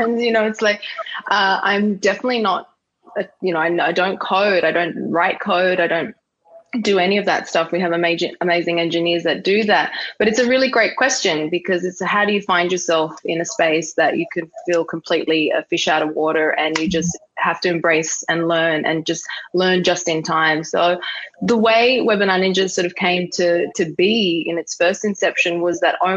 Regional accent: Sydney, New South Wales, Australia; moved away as an adult; also born or lived in Dubai / New York; I had the choice to come home back to Australia. Sydney is my hometown.

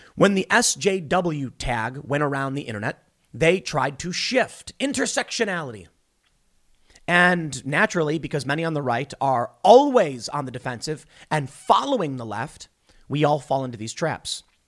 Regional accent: Chicago, Illinois, United States; moved away; I come from the city. I grew up in Chicago

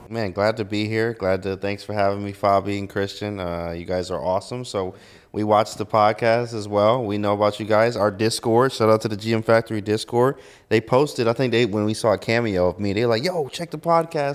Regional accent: Detroit, Michigan, United States; moved away; I'm from Detroit, Michigan

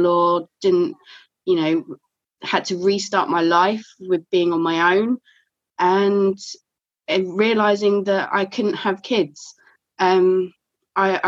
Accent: Kent, South East England, United Kingdom; moved away as an adult; now in North Lincolnshire, United Kingdom; I've been living here nearly 3 years now. So I'm from Kent originally.

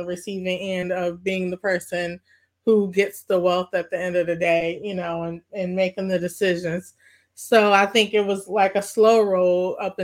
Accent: Maywood, Illinois, United States; growing up in Maywood

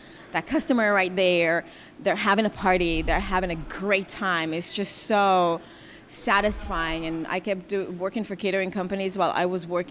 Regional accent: Kiryat Bialik, Haifa District, Israel; moved away as an adult; also born or lived in Bay Area, United States; now in United States; I'm from Kiryat Bialik. It's one of the little towns between Haifa and Akko toward the north.

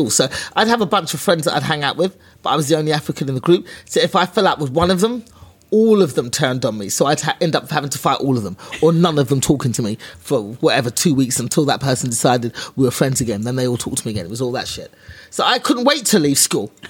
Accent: England, United Kingdom; born there; But it's better now because, well, I was born in England.

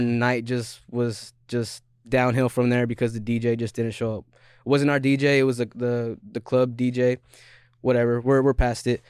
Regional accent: Skagit County, Washington, United States; I'm not from Seattle. I'm from Skagit County

